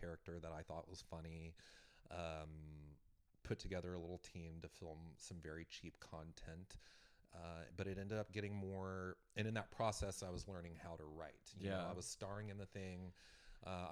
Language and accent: English; West Texas, United States; moved away; also born or lived in New York; West Texas